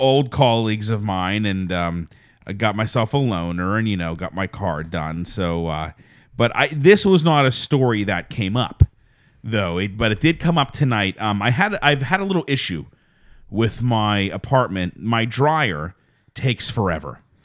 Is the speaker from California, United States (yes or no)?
no; Fayette County, Pennsylvania, United States; moved away; also born or lived in Pittsburgh; I was born in Pittsburgh, but I was raised in Fayette County. And that's where I really say I'm from.